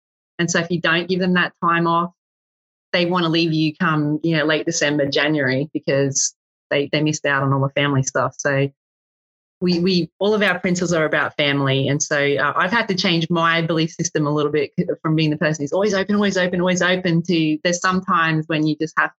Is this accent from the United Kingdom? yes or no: no; Australia; I'm Australian